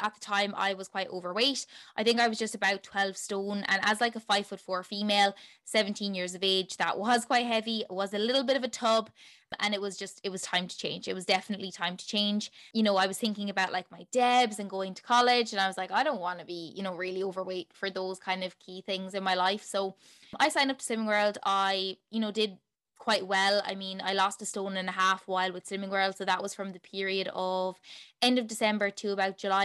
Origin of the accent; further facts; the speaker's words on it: Tipperary, Munster, Ireland; also born or lived in Limerick, Ireland; I am from Tipperary in Ireland